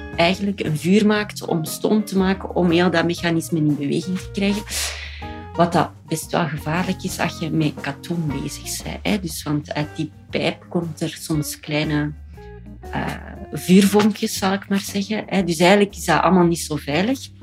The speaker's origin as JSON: {"language": "Dutch", "town": "Ghent", "region": "Flanders", "country": "Belgium", "said": "wij als Gentenaar"}